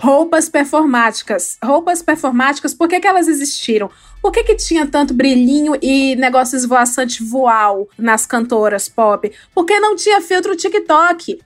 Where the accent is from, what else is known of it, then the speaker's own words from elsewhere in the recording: Ceará, Brazil; eu sou do Ceará, eu vivia na praia